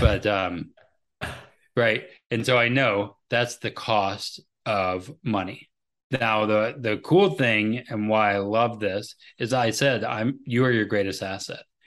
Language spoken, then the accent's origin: English; United States; I am an American